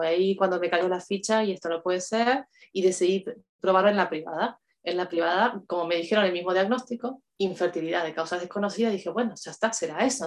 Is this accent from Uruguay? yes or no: yes; Uruguay; moved away as an adult; now in Spain; soy de Uruguay, vivo en España hace 12 años